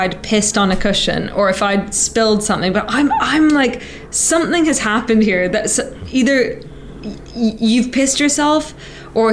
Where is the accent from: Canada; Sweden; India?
Canada; now in United Kingdom; I'm Canadian